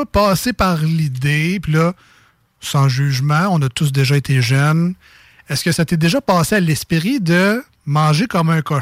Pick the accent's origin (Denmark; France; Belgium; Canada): Canada; Quebec City, Quebec; accent: Limoilou; C'est mon accent de Limoilou.